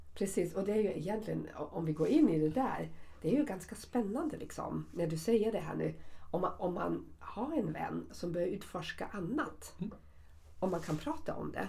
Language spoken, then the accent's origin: Swedish; Germany; accent: German; Swedish is a second language; now in Sweden; min tyska uttal eller min tyskhet